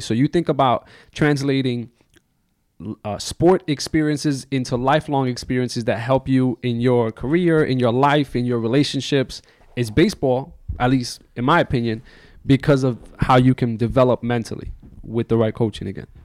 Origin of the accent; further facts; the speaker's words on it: New York, United States; New York wasn't really like a big hockey town